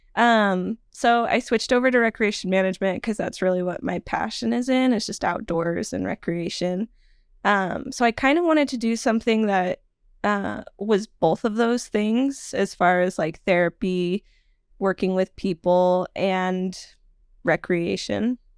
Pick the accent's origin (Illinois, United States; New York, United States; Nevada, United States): Nevada, United States; also born or lived in Salmon, Idaho; I mostly grew up in Nevada